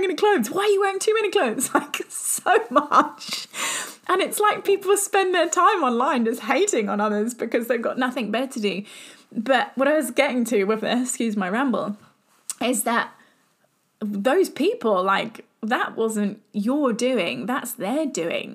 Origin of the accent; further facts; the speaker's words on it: England, United Kingdom; I'm from England. Everyone knows that I'm from England.